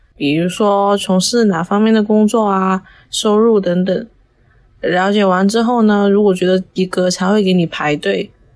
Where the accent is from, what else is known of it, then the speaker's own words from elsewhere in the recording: Macau; 十八岁，我来自澳门，现在是一名大一的学生